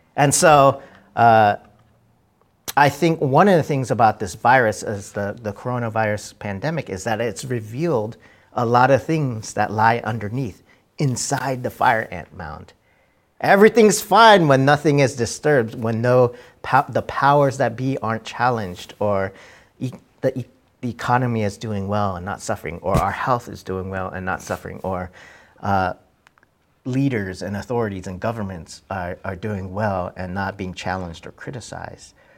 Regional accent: Texas, United States; my childhood growing up in Texas

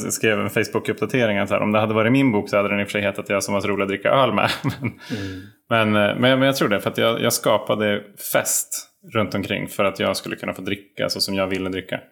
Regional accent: Sundsvall, Västernorrland County, Sweden; jag växte upp i Sundsvall

